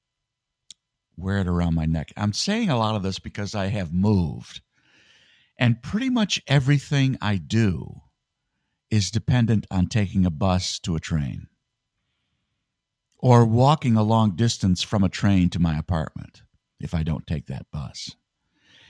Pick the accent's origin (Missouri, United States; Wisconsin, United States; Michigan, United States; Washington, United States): Michigan, United States; now in New York, United States; I'm from Michigan